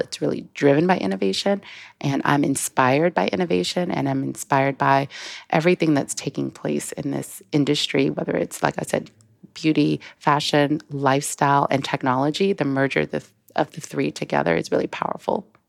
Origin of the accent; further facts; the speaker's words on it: South Carolina, United States; moved away; also born or lived in Paris; I am originally from South Carolina